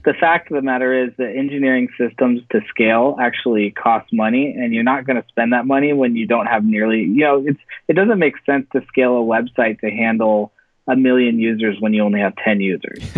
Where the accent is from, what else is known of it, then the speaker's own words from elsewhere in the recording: Silicon Valley, California, United States; moved away as an adult; also born or lived in Central Coast, California; now in Los Angeles, United States; I'm actually from Silicon Valley. Uh, that's where I uh, grew up